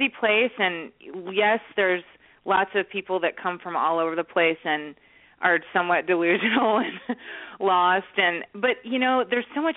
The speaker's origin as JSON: {"language": "English", "town": "Chicago", "region": "Illinois", "country": "United States", "tie": "born or raised there", "also_born_or_lived": "Nashville", "moved": "yes", "lives_now": "Los Angeles, United States", "said": "when you grow up in Chicago"}